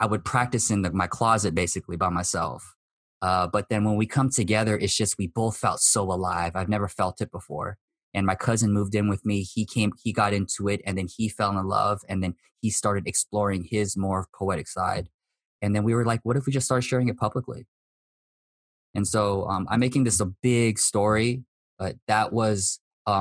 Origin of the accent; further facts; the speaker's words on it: United States; I'm Japanese American